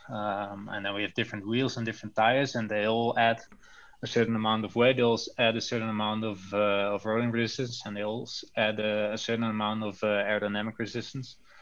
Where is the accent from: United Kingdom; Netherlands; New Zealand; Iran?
Netherlands; English is a second language; moved away as an adult; now in Belgium; I come from the Netherlands, but live already a few years in Belgium now